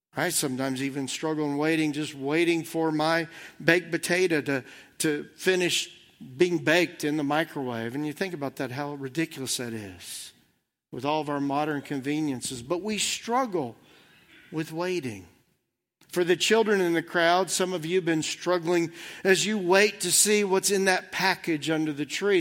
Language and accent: English; Southern Indiana, United States; I've been a Reds fan my whole life growing up in Southern Indiana